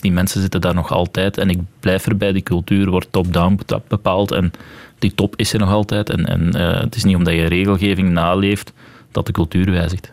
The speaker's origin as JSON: {"language": "Dutch", "country": "Belgium", "said": "als Belg dan in Frankrijk het examen hebt afgelegd"}